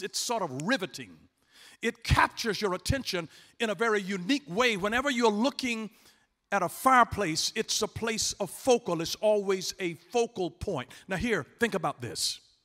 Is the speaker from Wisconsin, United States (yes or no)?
no; Atlanta, Georgia, United States; I'm from Atlanta, Georgia. I was born and raised there